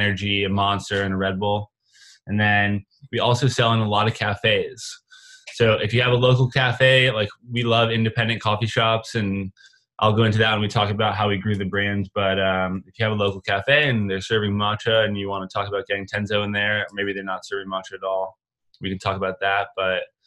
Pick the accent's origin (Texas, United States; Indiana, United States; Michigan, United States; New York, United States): New York, United States; Rochester; now in Los Angeles, United States; We grew up in Rochester, New York, and now we live in Los Angeles.